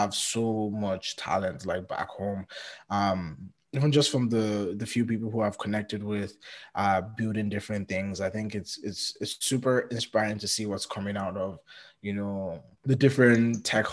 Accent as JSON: {"language": "English", "country": "Nigeria", "moved": "as an adult", "lives_now": "Canada", "said": "anytime someone asks me where I'm from, I usually say Nigeria"}